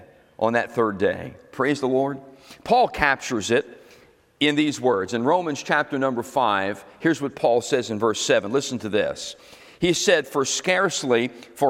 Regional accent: Philadelphia, Pennsylvania, United States; moved away; I was from South Philly, right over the bridge

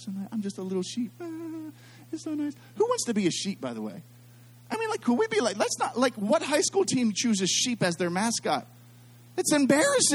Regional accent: Pittsburgh, Pennsylvania, United States; I'm from Pittsburgh

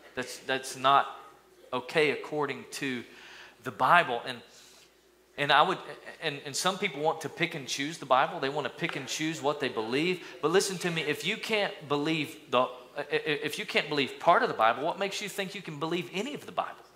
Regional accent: East Tennessee, United States; growing up in East Tennessee, in my little school, we lined up in the 80s, we lined up in kindergarten

